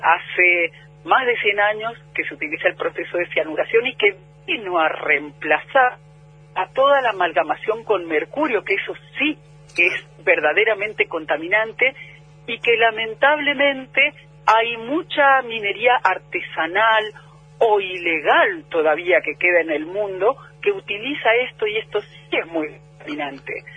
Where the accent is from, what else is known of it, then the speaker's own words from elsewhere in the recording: Mendoza, Argentina; also born or lived in San Juan, Argentina; yo soy de Mendoza, pero estudié en San Juan